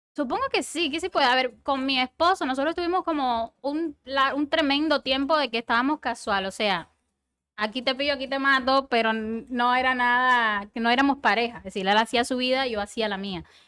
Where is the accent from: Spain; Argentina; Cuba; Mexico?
Cuba; accent: Cuban; soy de Cuba por el acento